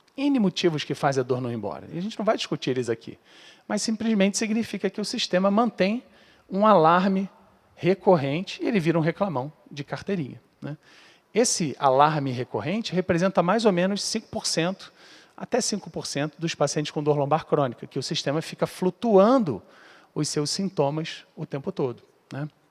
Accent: Rio de Janeiro, Brazil; eu sou lá do Rio

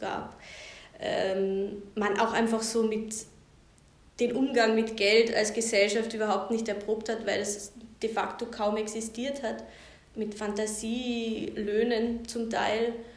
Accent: Carinthia, Austria; als Kärntnerin

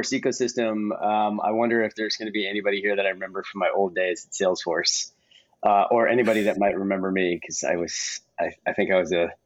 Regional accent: Bay Area, California, United States; I grew up in the Bay Area

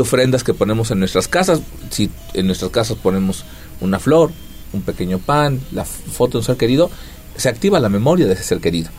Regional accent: Mexico; Como buenos mexicanos, con mucha comida

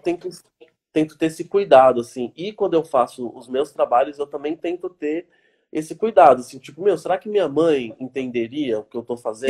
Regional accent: Mauá, São Paulo, Brazil; tem esse lugar que eu fui criado, né, que é o, o Jardim Zaira.

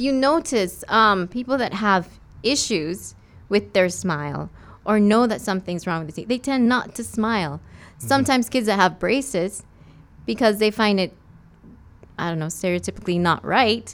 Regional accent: West Bay, Cayman Islands; I'm from West Bay. I've done all my school here and everything

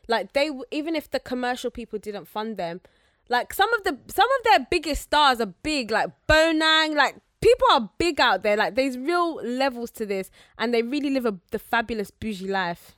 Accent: Zambia; I'm Zambian

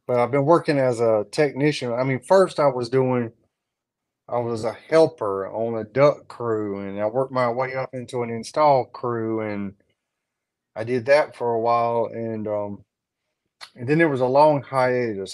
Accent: North Augusta, South Carolina, United States; moved away as an adult; also born or lived in Columbia, South Carolina; now in South Georgia, United States; my family's from around Columbia, but I grew up in North Augusta.

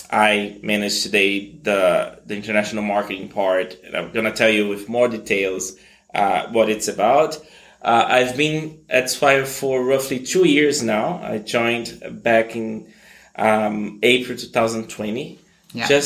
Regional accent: Brazil; also born or lived in United States; So I was born in Brazil to this very mixed family. Um, I've I have always had family in the U.S., uh, so I grew up between the two countries

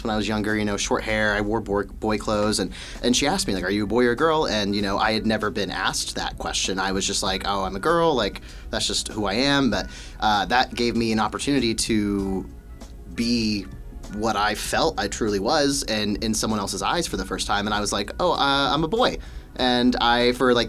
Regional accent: Wichita, Kansas, United States; I am originally from Wichita, so I've been born and raised here all 23 years of my life

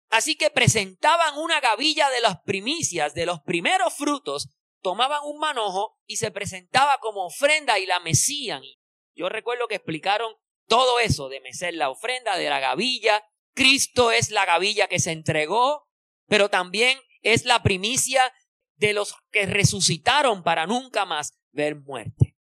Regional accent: Puerto Rico; nosotros que somos boricua

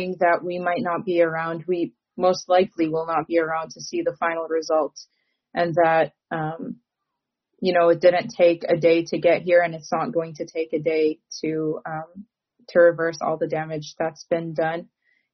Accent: Michigan, United States; I'm also from Michigan

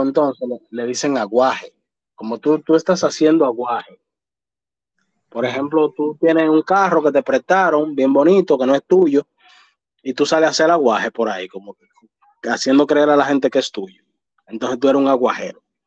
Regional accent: Dominican Republic

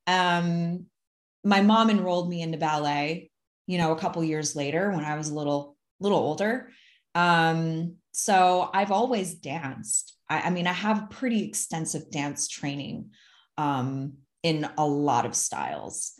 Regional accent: Ann Arbor, Michigan, United States; now in near Twin Falls, Idaho, United States; I'm originally from the Midwest and I grew up in a smaller town, but it honestly wasn't that small. Like, I grew up in a college town, um, Ann Arbor, Michigan

